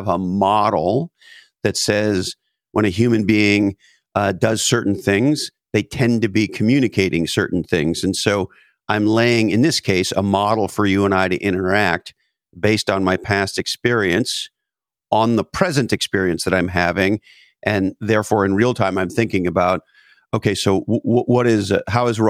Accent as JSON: {"language": "English", "country": "Canada", "tie": "born or raised there", "moved": "yes", "lives_now": "United States", "said": "I grew up in Canada."}